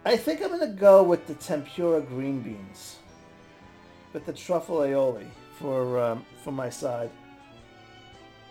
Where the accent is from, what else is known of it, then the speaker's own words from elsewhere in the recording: New York, United States; I'm from New York